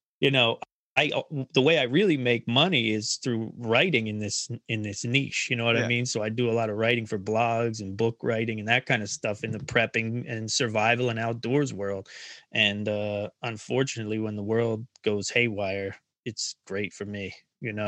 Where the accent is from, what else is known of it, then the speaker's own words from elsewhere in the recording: Philadelphia, Pennsylvania, United States; moved away; growing up around Philly